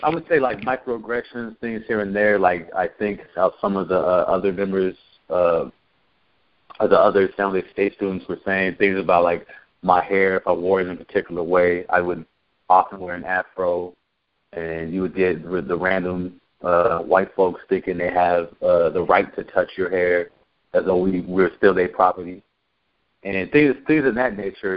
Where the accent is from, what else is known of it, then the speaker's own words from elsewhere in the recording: Santa Cruz, California, United States; moved away; I'm not from Santa Cruz, but I grew grew up in Santa Cruz uh, from like middle school on.